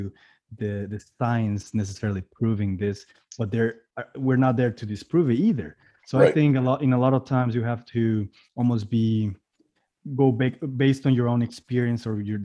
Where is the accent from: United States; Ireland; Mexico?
Mexico; moved away; I'm originally from Mexico.